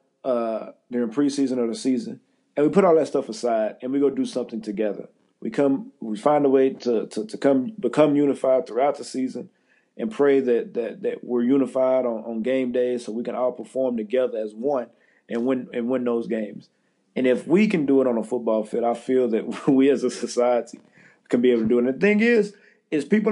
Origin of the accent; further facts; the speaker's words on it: Central Texas, United States; moved away as an adult; also born or lived in Dallas, Texas / Pittsburgh, Pennsylvania / Jacksonville, Florida; now in New York, United States; the Central Texas Food Bank, which services my hometown